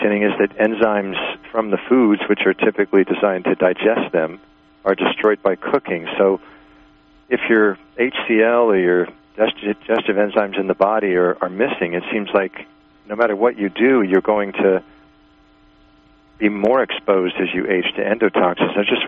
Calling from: Buffalo, New York, United States; from Buffalo.

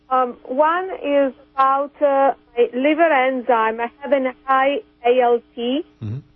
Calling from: Kansas City, Missouri, United States; Kansas City.

